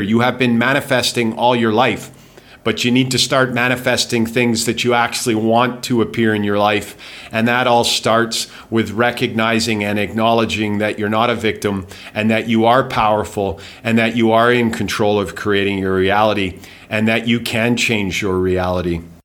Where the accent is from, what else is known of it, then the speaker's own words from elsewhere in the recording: Calgary, Alberta, Canada; moved away as an adult; also born or lived in England / Winnipeg / Vancouver / Spain; now in Thailand; I grew up in Calgary. I was born in England